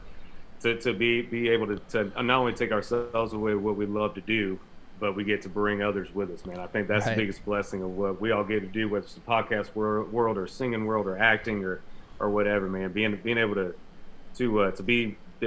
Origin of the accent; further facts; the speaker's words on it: Castro, Florida, United States; the church that I grew up in Castro, Florida